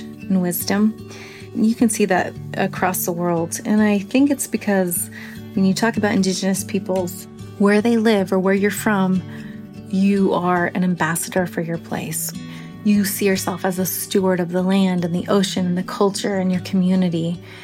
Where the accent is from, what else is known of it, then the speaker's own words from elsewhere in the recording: Yakutat, Alaska, United States; Growing up in Yakutat